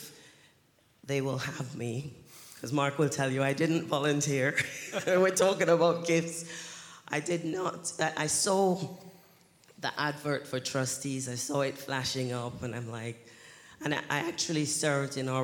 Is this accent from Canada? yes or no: no; Jamaica; now in United Kingdom; I was born here in the UK, but I grew up in Jamaica